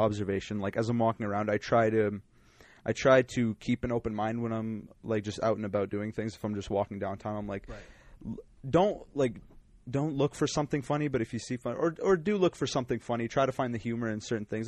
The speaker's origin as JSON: {"language": "English", "town": "Calgary", "region": "Alberta", "country": "Canada", "tie": "born or raised there", "also_born_or_lived": "Winnipeg", "said": "I was born in Winnipeg. I lived there for six months, and I came to Calgary. Lived in Calgary wow. forever"}